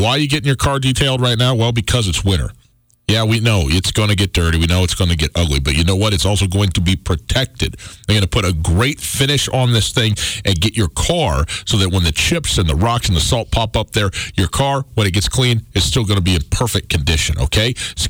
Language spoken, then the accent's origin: English; Butte, Montana, United States; You know, growing up in Butte, Butte's such an historic town, and it has such a long and interesting and complex history and such a unique identity, in the country and in the state of Montana as well.